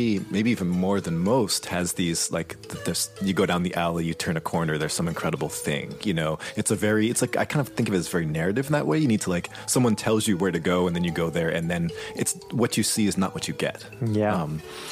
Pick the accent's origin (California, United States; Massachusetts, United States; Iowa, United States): Massachusetts, United States; Boston; growing up in Boston